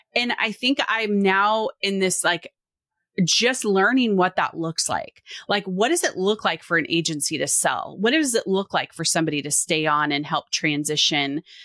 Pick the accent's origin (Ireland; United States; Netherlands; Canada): United States; Washington; now in Oregon, United States; I grew up in Washington. I now mm. live in Oregon.